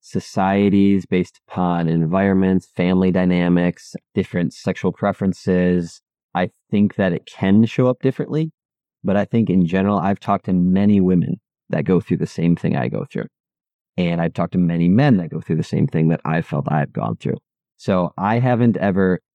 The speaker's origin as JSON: {"language": "English", "region": "Midwest", "country": "United States", "tie": "born or raised there", "said": "the environment that I grew up in the Midwest"}